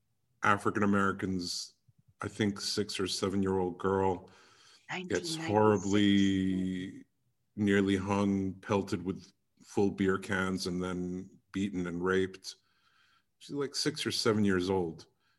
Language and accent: English; London, United Kingdom; I grew up in London for 30 years straight. Went to an English school